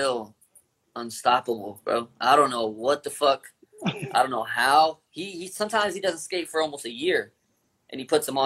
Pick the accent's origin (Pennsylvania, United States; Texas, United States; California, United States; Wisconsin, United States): California, United States; Long Beach; I come from Long Beach.